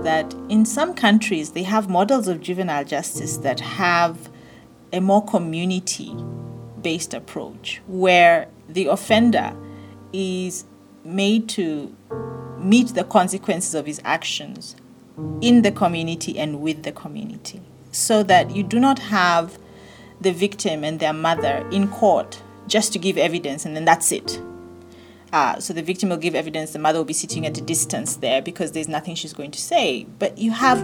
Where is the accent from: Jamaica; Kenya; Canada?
Kenya; moved away as an adult; now in Botswana; I'm a Kenyan lady, born in Kenya, and I moved to Botswana at the age of 18